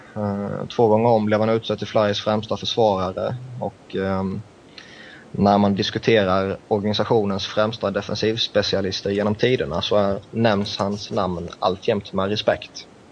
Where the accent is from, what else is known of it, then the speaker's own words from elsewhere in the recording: Växjö, Kronoberg County, Sweden; en Växjöbo